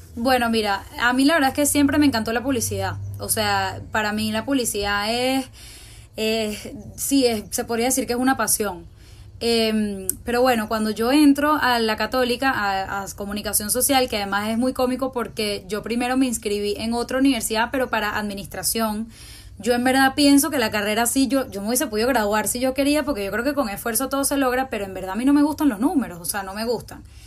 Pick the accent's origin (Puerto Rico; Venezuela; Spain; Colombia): Venezuela; Caracas; Aquí en Venezuela hay como, es como un círculo de colegios que en verdad nos conocemos mucho entre todos